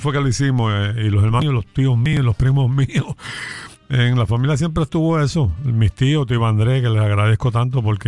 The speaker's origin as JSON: {"language": "Spanish", "town": "Vega Baja", "country": "Puerto Rico", "tie": "born or raised there", "said": "Nacido en Vega Baja, mi pueblo es Melao Melao"}